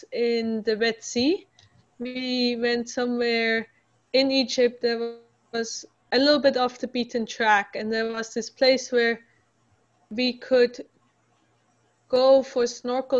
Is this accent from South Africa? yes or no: no; Switzerland; moved away; I'm originally from Switzerland, which doesn't have any ocean.